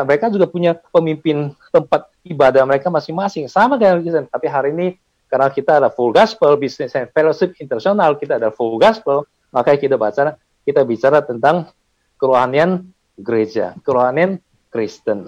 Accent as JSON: {"language": "Indonesian", "town": "Medan", "region": "North Sumatra", "country": "Indonesia", "said": "Saya orang Medan, bukan orang Kudus"}